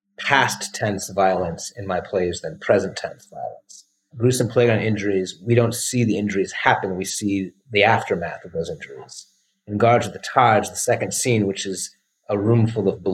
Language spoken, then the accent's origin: English; Cleveland Heights, Ohio, United States; Cleveland Heights, which is the suburb where I grew up and where King James takes place.